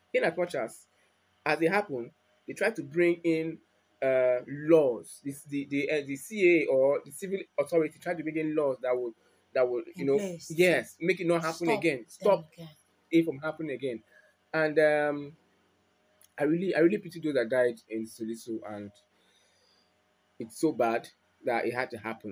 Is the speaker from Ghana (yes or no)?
no; Nigeria; I'm a Nigerian